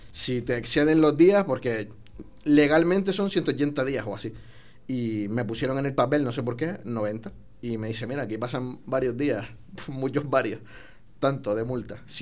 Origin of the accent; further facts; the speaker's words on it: Canary Islands, Spain; now in Mexico; Pues Islas Canarias